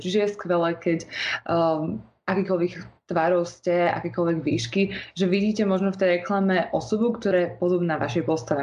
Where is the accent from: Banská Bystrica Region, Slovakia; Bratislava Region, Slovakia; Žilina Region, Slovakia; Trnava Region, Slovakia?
Bratislava Region, Slovakia; Bratislava; pochádzam z Bratislavy